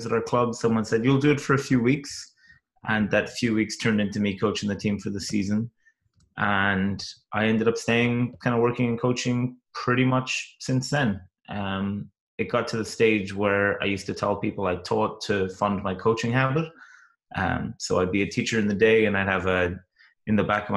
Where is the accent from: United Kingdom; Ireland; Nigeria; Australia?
Ireland; Cork, Munster; now in Williamsburg, United States; I'm originally from Cork in Ireland, but I live in Williamsburg in Virginia in America now